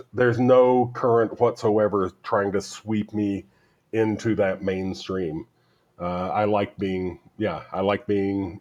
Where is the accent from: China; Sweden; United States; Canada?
United States; Rockford, Tennessee; moved away as an adult; now in Mexico; I grew up in Rockford